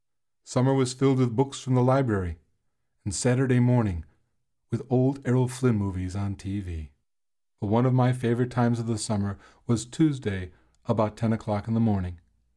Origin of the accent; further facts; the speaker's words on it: Chicago, Illinois, United States; When I was a boy growing up in Chicago